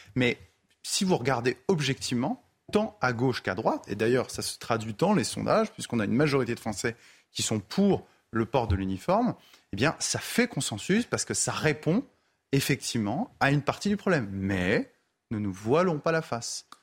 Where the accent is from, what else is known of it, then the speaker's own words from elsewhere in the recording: France; en tant que Français